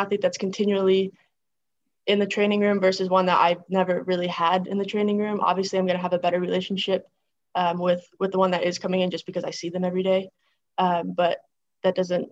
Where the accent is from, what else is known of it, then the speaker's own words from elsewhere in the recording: Greenwich, New York, United States; moved away; I loved growing up in a small town.